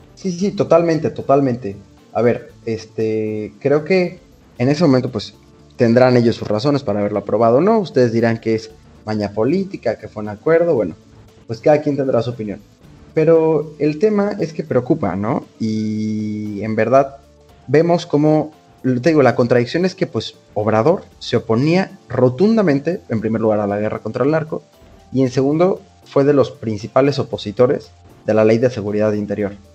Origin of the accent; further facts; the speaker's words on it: Veracruz, Mexico; en Veracruz, que es de donde soy